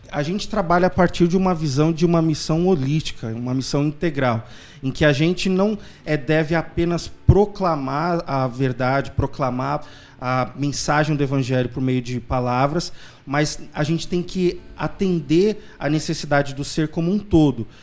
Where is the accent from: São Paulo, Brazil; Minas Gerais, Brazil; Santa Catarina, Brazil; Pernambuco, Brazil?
São Paulo, Brazil; eu sou paulistano, casado com uma recifense, a Débora.